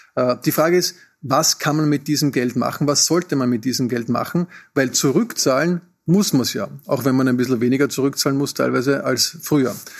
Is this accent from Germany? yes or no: no; Austria; Wir als Österreicher